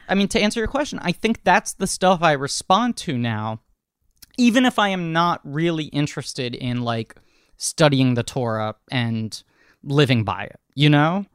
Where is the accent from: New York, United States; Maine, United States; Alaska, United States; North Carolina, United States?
New York, United States; New York City; born and raised in New York only because that's where my family settled a couple generations back